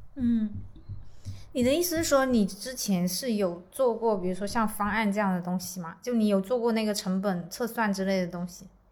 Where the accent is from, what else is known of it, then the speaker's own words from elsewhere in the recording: Guangxi, China; 因为我自己从小就是在广西长大嘛